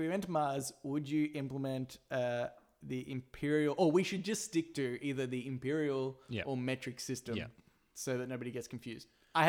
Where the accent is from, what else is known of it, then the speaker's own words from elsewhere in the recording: Australia; But we're from Australia